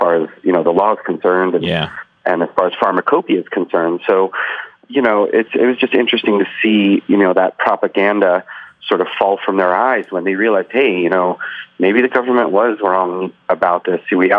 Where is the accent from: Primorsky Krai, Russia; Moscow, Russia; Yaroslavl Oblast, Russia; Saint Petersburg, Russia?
Saint Petersburg, Russia; born there; moved away; I was born in the Soviet Union. I was born in Leningrad, which is now St. Petersburg, in the Soviet Union, which is now Russia.